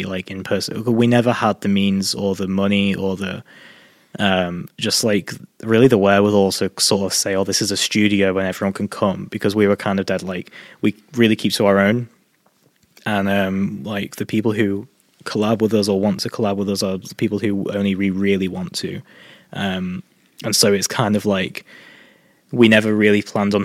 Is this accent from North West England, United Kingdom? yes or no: yes; Chester, North West England, United Kingdom; moved away as an adult; also born or lived in Preston; now in Carlisle, United Kingdom; Chester, Cheshire. It's my hometown.